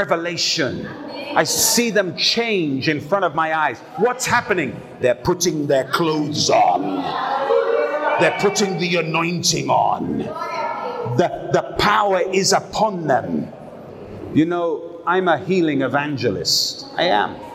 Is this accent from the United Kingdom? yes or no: yes; United Kingdom; I'm a British guy.